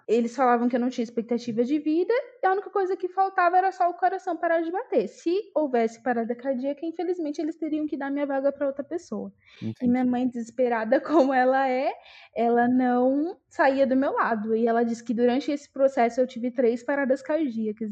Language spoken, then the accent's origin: Portuguese; Itaquaquecetuba, São Paulo, Brazil; moved away as an adult; also born or lived in Ermelino Matarazzo, São Paulo; now in São Paulo, Brazil; eu sou nascida e criada em Itacoaxetuba, minha cidade aí do coração.